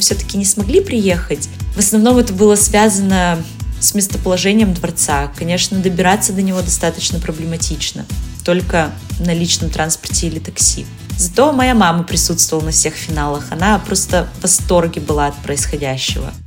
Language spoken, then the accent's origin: Russian; Yekaterinburg, Sverdlovsk Oblast, Russia; соревноваться в родном городе